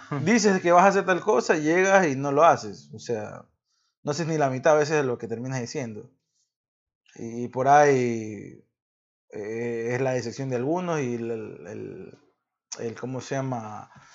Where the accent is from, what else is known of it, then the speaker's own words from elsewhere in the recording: Ecuador; soy ecuatoriano